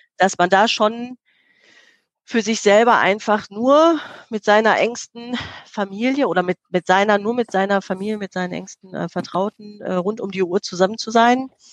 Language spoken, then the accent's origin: German; Herne, North Rhine-Westphalia, Germany; im Stadtteil Eickel ähm, groß geworden, direkt äh, zu Bochum-Wattenscheid hin